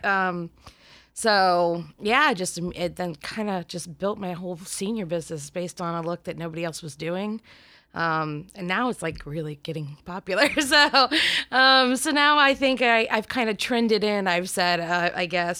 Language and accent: English; Warren, Ohio, United States; I'm from Warren, Ohio, which is a really tiny little town outside of the easiest way to say it is Cleveland